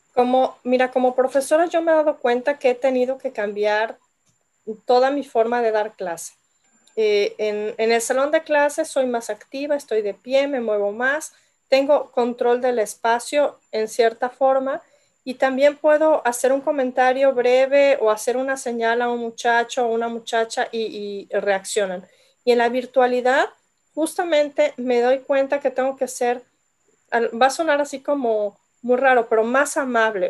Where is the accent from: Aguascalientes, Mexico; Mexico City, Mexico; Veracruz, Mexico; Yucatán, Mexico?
Yucatán, Mexico; yo que crecí en Yucatán